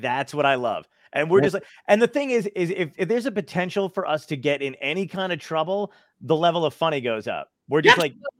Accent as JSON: {"language": "English", "town": "Toms River", "region": "New Jersey", "country": "United States", "tie": "born or raised there", "also_born_or_lived": "Brooklyn, New York", "said": "Cause I'm from Brooklyn, but I went to middle school through high school in Toms River, New Jersey. So we moved."}